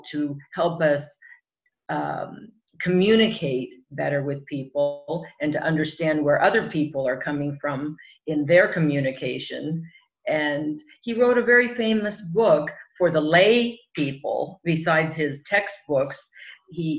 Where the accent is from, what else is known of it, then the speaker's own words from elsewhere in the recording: Southern California, United States; also born or lived in Europe; I grew up here in Southern California